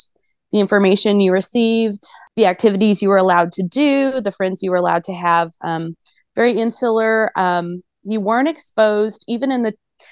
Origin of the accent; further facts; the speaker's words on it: Bible Belt, Southern United States, United States; I was born in the Southern United States in the Bible Belt